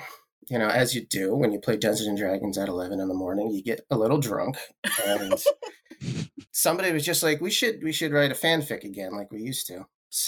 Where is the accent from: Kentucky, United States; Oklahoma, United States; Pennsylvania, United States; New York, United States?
Pennsylvania, United States; Philadelphia; We're actually both from the Philly area.